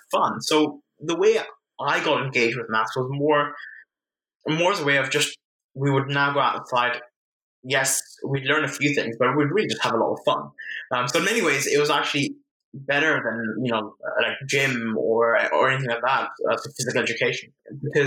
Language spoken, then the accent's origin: English; Vienna, Austria; I grew up in Vienna, Austria